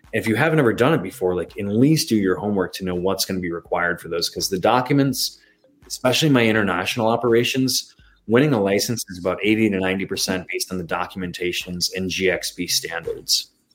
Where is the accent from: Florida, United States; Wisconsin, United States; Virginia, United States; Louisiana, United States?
Wisconsin, United States; moved away; being in Wisconsin, my home state as a kid